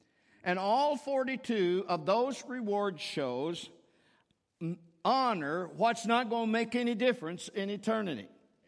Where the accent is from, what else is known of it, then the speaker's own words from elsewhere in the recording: Cincinnati, Ohio, United States; I'm visiting my family. I'm here. I'm from Cincinnati. I graduated from the University of Cincinnati. I'm a Bearcat.